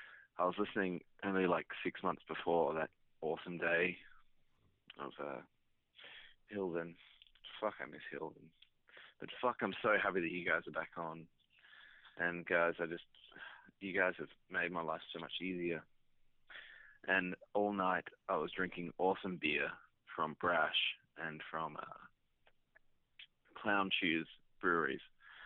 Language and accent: English; South Australia, Australia; I'm from South Australia.